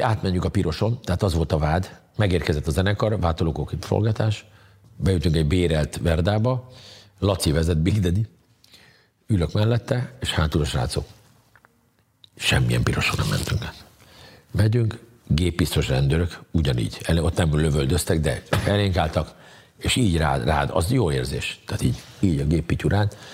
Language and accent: Hungarian; Hungary; mondom, hogy Magyarországon